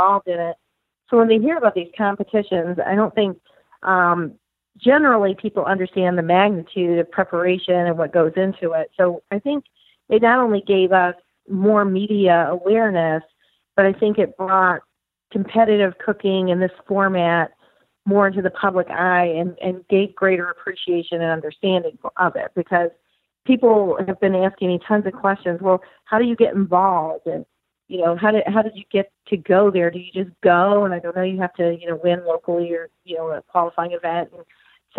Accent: Michigan, United States; now in Tennessee, United States; My brother lives in Tennessee also, even though we grew up in Michigan

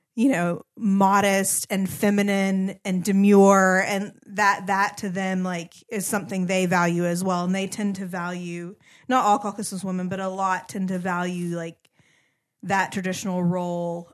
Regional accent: United States; moved away; as an American woman

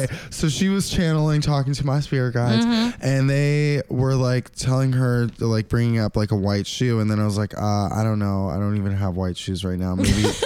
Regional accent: Santa Monica, California, United States; also born or lived in Williamsburg, Brooklyn; now in New York, United States; I'm actually from the People's Republic of Santa Monica.

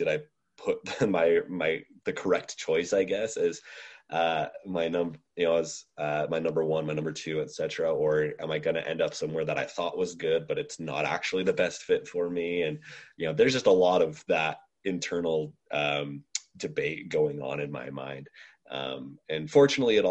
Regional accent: Utah, United States; I'm from Utah originally

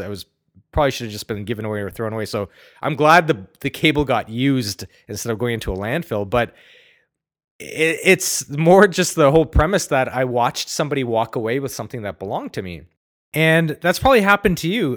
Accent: Ottawa, Ontario, Canada; growing up in Ottawa, great place by the way

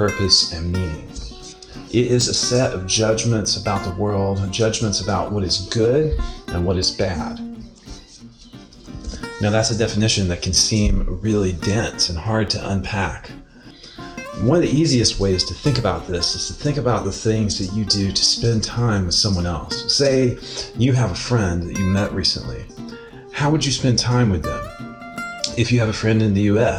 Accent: United States; now in Mostar, Bosnia and Herzegovina; my home country

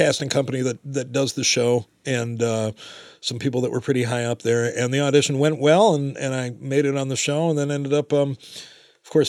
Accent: Ann Arbor, Michigan, United States; Born and raised in Ann Arbor

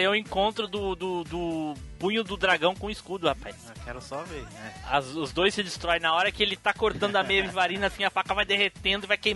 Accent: Rio de Janeiro, Brazil; Não, mas ele é do Rio. É, eu sou do Rio.

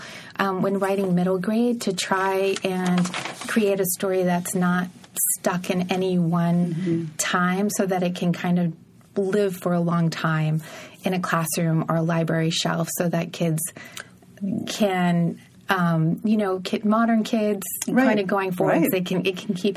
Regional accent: Jacksonville, Florida, United States; moved away; also born or lived in St. Augustine, Florida; I'm from Jackson. Well, I was born in St. Augustine

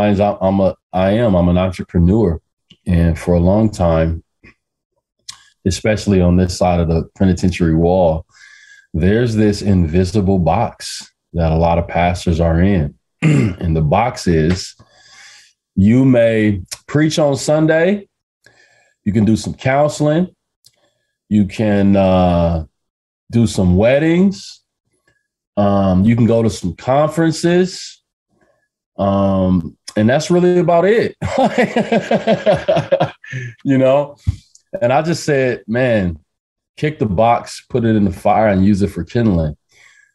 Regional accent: Omaha, Nebraska, United States; I'm from Omaha, Nebraska. Born and raised

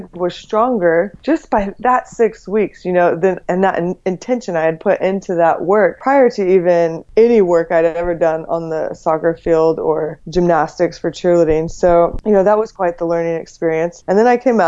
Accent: Texas, United States; moved away as an adult; now in California, United States; I grew up in Texas

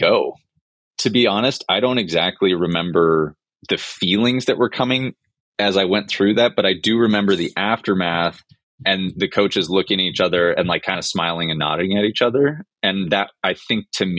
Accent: Minnesota, United States; moved away as an adult; I'm from Minnesota originally

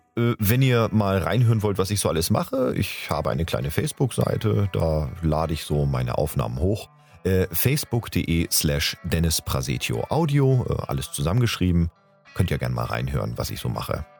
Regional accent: Hamburg, Germany; now in Bühl, Germany; gebürtiger Hamburger, lebe aber zurzeit im wunderschönen Bühl im Badener Land

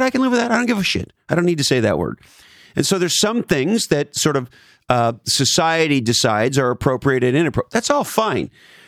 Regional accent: Canada; I mean, I'm from Canada, for fuck's sakes.

